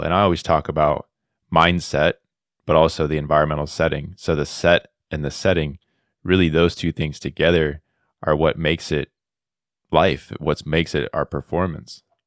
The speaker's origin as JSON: {"language": "English", "region": "South Florida", "country": "United States", "tie": "born or raised there", "moved": "as an adult", "lives_now": "Auburn, Alabama, United States", "said": "I'm originally from South Florida, David, but I'm now in Auburn, Alabama, here at Auburn University"}